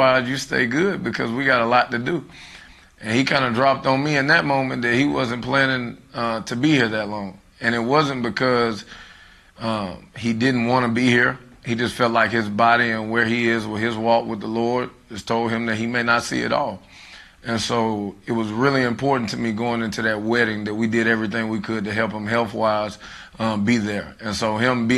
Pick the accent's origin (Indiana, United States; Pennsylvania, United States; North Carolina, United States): North Carolina, United States; Charlotte; I am from Charlotte, North Carolina. I graduated from West Mecklenburg High School.